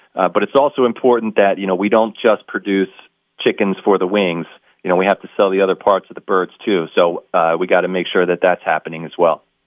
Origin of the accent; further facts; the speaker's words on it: Northeast, United States; I'm from the Northeast